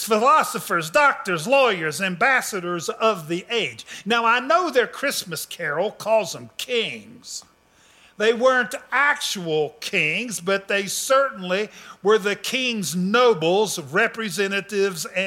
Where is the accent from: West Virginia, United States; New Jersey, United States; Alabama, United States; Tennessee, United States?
West Virginia, United States; I'm an Appalachian American, a wood hick from the sticks, West Virginian, a hillbilly